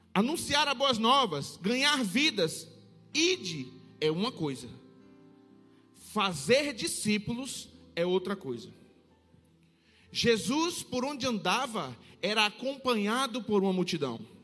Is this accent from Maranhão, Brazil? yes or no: no; Salvador, Bahia, Brazil; now in Petrolina, Brazil; mas sou nascido em Salvador. Nascido e criado na boca do rio